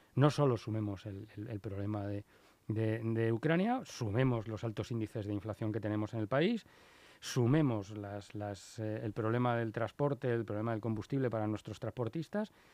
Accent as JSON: {"language": "Spanish", "country": "Spain"}